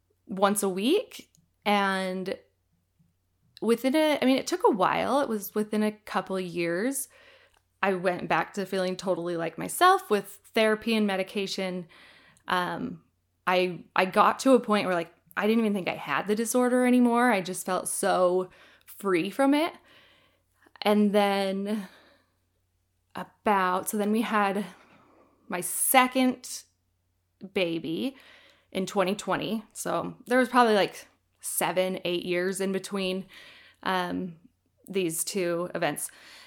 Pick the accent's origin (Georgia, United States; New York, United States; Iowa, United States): Iowa, United States; now in Utah, United States; I'm originally from Iowa, but I lived in Utah for about 15 years now.